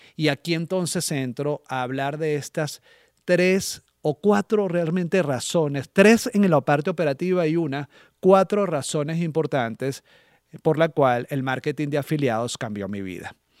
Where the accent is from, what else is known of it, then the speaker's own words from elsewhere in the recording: Venezuela; moved away; estando en mi país de origen